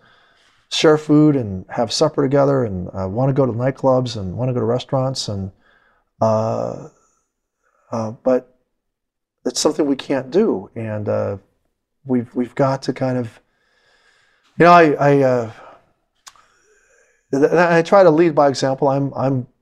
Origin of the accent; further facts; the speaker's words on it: United States; I'm an American